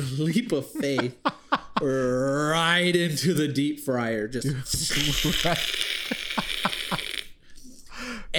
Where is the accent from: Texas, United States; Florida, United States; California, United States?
Texas, United States; Bastrop; we're from Bastrop